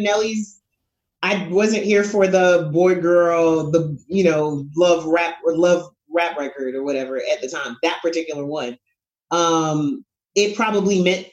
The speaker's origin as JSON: {"language": "English", "region": "New York", "country": "United States", "said": "I am a New Yorker"}